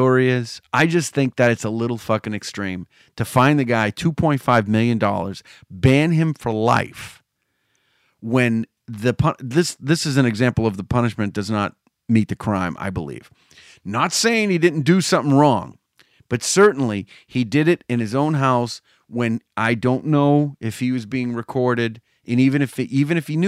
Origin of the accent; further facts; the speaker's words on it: United States; I'm American. I'm of Italian descent. But I'm third generation